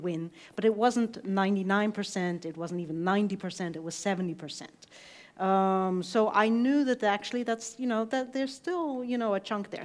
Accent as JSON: {"language": "English", "region": "East Coast", "country": "United States", "also_born_or_lived": "Iowa", "said": "I was coming from the East Coast"}